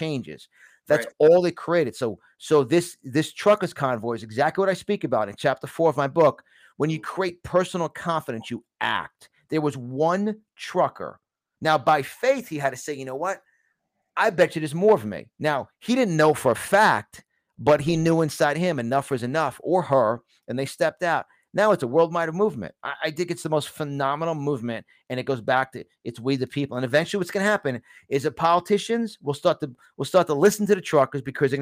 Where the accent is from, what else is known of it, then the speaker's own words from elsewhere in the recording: New York City, New York, United States; accent: New York; moved away; I'm from New York originally